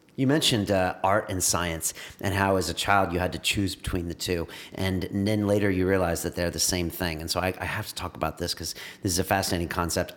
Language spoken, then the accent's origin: English; California, United States; I'm from California